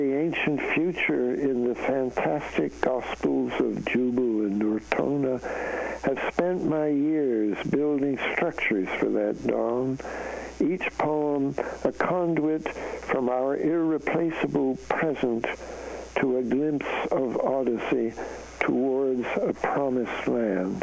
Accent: Canada; moved away; I'm a Canadian, so I come from north of the border

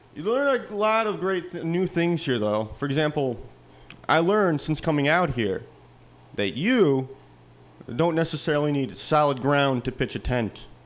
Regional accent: Midwest, United States; now in California, United States; I come from the Midwest

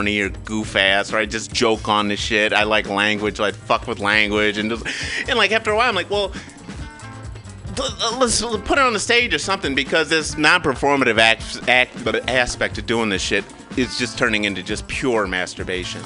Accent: Kalamazoo, Michigan, United States; growing up in Michigan, a little black boy

